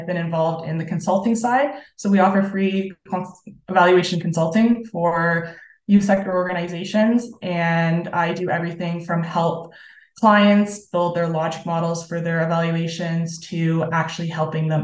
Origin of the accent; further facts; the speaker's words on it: Sarnia, Ontario, Canada; I am on the board of directors with BGC Sarnia-Lambton, which is my hometown community